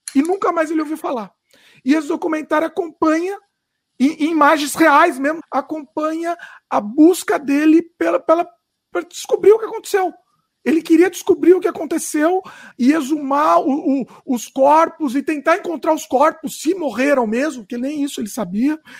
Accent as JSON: {"language": "Portuguese", "country": "Brazil", "said": "porque eu sou brasileiro"}